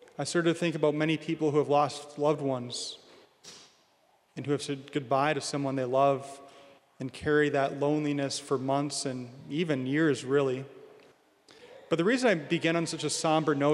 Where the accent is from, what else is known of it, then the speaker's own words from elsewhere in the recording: Williston, North Dakota, United States; now in Bismarck, United States; I'm from Williston